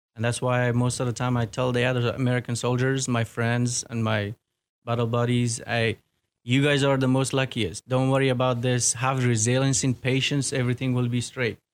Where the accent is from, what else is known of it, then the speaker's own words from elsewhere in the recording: Kabul, Afghanistan; English is a second language; moved away as an adult; also born or lived in Virginia / Washington, D.C.; now in Clarksville, United States; originally, I was born and raised in Kabul